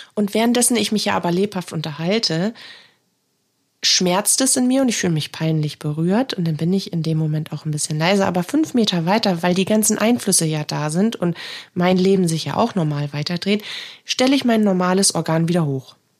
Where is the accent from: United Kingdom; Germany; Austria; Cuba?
Germany; Northern Germany; bei uns im Norden